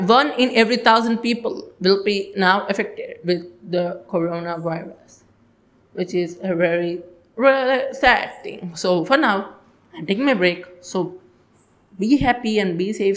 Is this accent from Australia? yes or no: no; India